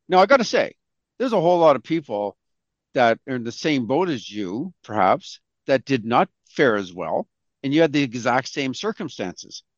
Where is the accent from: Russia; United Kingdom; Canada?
Canada; we're all proud Canadians here